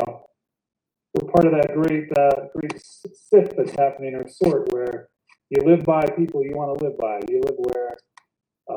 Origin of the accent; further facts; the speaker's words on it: South Bend, Indiana, United States; moved away as an adult; also born or lived in Hillsboro, North Dakota; now in California, United States; We grew up in Indiana, spent most of my time in Indiana, in South Bend, Indiana